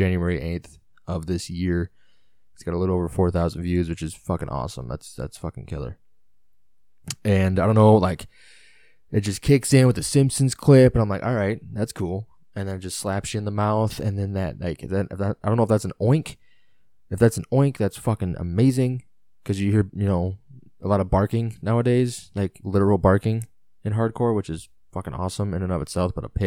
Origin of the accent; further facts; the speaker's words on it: Illinois, United States; I'm from Illinois